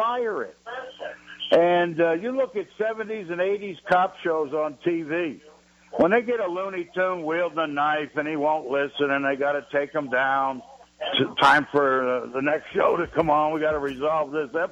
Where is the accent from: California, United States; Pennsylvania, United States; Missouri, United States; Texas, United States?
Pennsylvania, United States; outside of Philadelphia; now in Los Angeles County, United States; I grew up outside of Philadelphia.